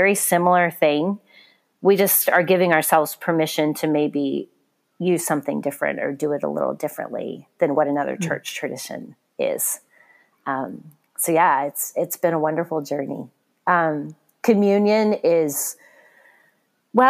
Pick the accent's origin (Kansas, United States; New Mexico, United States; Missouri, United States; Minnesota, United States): Missouri, United States; moved away as an adult; now in Michigan, United States; a trip home to Missouri